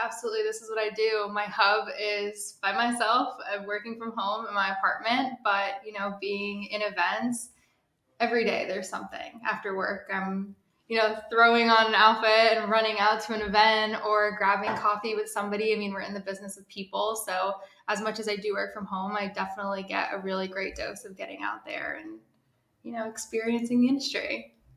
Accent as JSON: {"language": "English", "region": "New Jersey", "country": "United States", "moved": "yes", "lives_now": "New York City, United States", "said": "I'm based in New York City. I'm originally from New Jersey"}